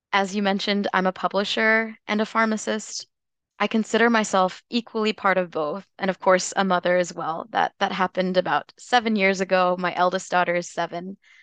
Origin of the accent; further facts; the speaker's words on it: Tennessee, United States; moved away as an adult; also born or lived in North Carolina / Washington, D.C. area; now in Louisville, United States; I was born and raised in Tennessee